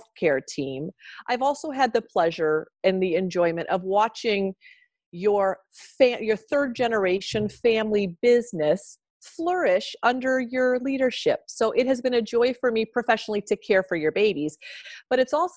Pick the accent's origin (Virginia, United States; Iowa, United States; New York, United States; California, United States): Iowa, United States; Growing up in Iowa